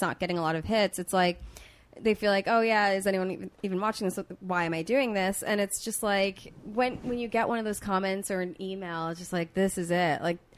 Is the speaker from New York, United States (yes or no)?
yes; Long Island, New York, United States; moved away; I'm from New York. I'm from Long Island